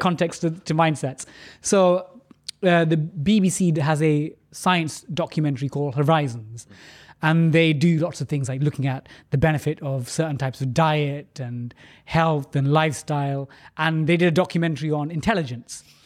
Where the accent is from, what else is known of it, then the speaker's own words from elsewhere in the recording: London, United Kingdom; growing up in London, even though I grew up in a council state